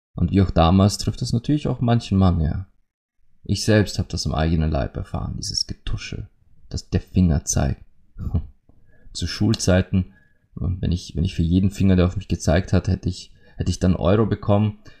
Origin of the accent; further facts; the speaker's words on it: Austria; bei uns in Österreich